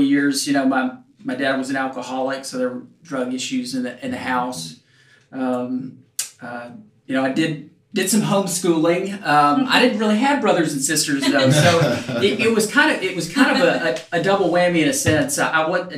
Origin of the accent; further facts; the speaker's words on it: Knoxville, Tennessee, United States; moved away; also born or lived in Memphis, Tennessee / Nashville, Tennessee / Washington, D.C.; I grew up in Knoxville